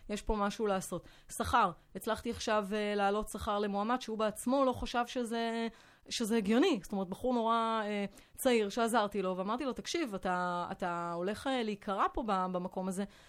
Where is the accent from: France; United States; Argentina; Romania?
France; Hebrew is a second language; moved away as an adult; now in Israel; גדלתי בצרפת, אה, עליתי לארץ בגיל שמונה עשרה